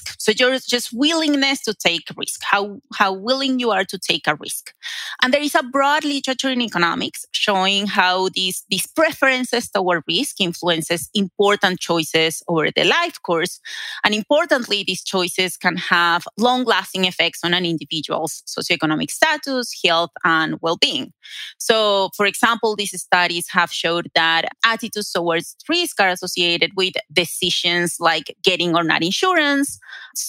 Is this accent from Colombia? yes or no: yes; Colombia; moved away as an adult; also born or lived in Durham, North Carolina, United States; now in Denver, United States; I was a graduate student in Colombia. That is my home country